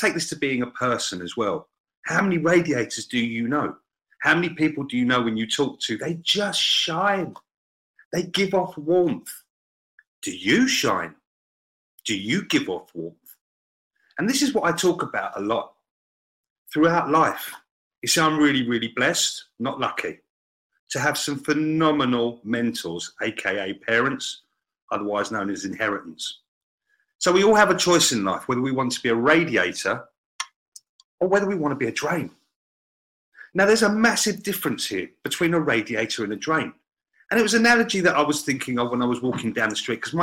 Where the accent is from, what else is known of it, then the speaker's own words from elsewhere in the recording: England, United Kingdom; Being an Englishman